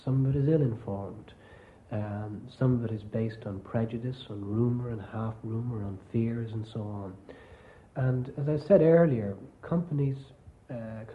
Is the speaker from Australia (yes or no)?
no; Limerick, Munster, Ireland; moved away as an adult; now in Dublin, Ireland; I come from Limerick myself, and I've only came up to Dublin late in my career